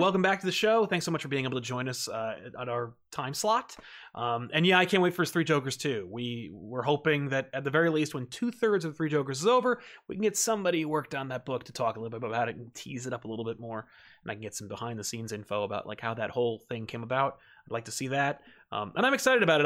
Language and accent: English; New Jersey, United States; I'm from Jersey